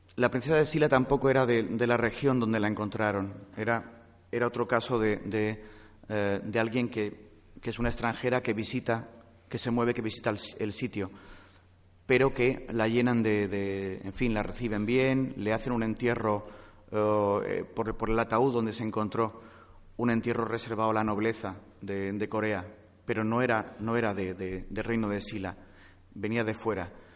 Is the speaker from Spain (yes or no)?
yes; Vitoria-Gasteiz, Basque Country, Spain; now in Madrid, Spain; yo nací en Vitoria-Gasteiz